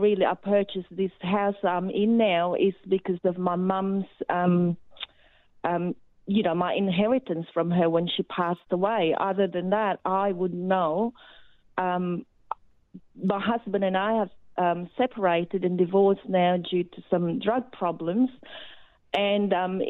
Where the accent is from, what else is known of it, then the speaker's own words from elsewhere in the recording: Philippines; now in Australia; My comment is I came from the Philippines about 30-odd years ago, and I can just see what is going on in Australia that's been happening in the Philippines